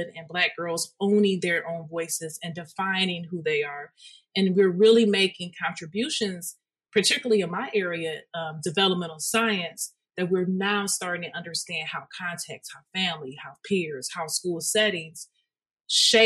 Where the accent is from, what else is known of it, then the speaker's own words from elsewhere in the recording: Detroit, Michigan, United States; I am from Detroit. Detroit is a very hyper-segregated city, and our schools were a reflection of it